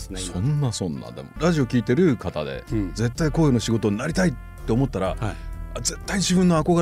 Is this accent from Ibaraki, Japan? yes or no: no; Fukuoka, Japan; 僕のまあ出身地南区なんですけど